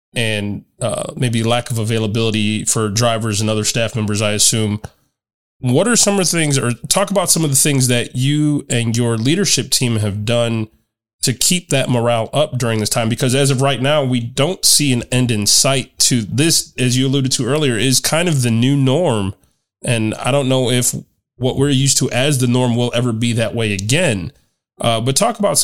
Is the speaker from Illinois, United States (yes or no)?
yes; Chicago, Illinois, United States; moved away; my hometown of Chicago